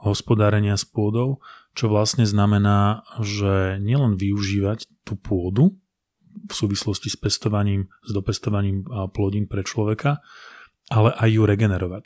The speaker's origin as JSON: {"language": "Slovak", "town": "Považská Bystrica", "region": "Trenčín Region", "country": "Slovakia", "tie": "born or raised there", "said": "som z Považskej. z Považskej Bystrice, respektíve z Doliny e, pri Považskej Bystrici."}